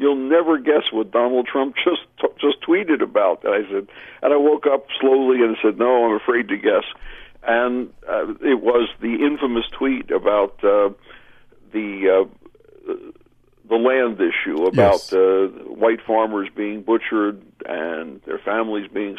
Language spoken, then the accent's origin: English; United States; moved away as an adult; now in South Africa; I was an American diplomat for 31 years. My wife is South African